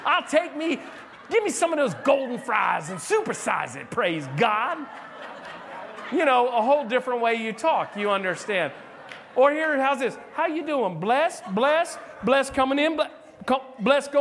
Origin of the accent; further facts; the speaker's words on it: South Florida, United States; I'm from South Florida. I was in West Palm.